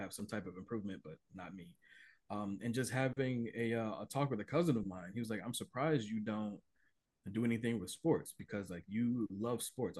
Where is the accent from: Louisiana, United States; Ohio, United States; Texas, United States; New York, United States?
Ohio, United States; Cleveland; being born and raised in Cleveland